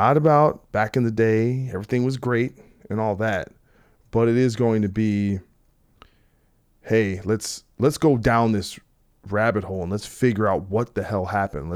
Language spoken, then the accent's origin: English; New Jersey, United States; I'm from New Jersey